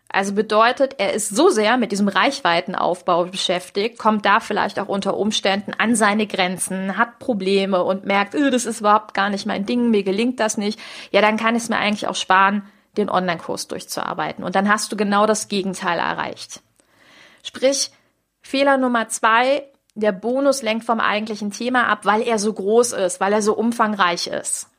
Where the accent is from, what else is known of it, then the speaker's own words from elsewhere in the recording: Düsseldorf, North Rhine-Westphalia, Germany; moved away; in Düsseldorf, meine Heimatstadt